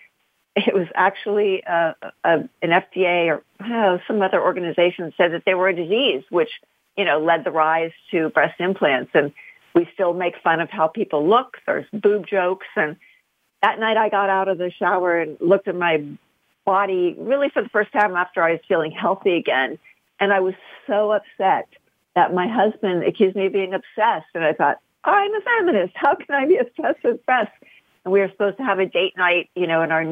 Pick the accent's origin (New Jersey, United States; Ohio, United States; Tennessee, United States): Ohio, United States; an entitled white middle-class woman growing up in Midwestern Ohio